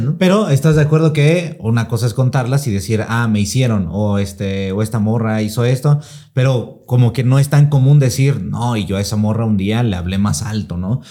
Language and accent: Spanish; Mexico; como mexicano